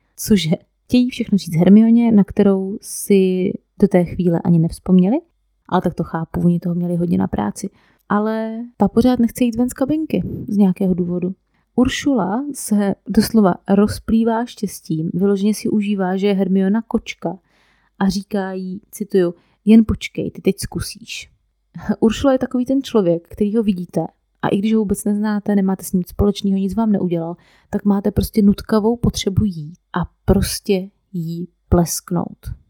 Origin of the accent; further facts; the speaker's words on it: Moravia, Czechia; u nás na Moravě